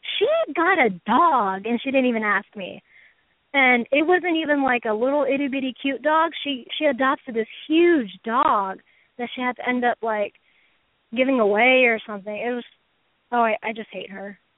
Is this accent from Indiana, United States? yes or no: no; Houston, Texas, United States; I'm from Houston, Texas